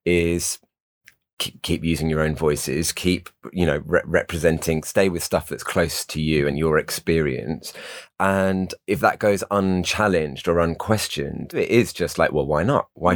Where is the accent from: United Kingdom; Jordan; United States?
United Kingdom; we're all British and white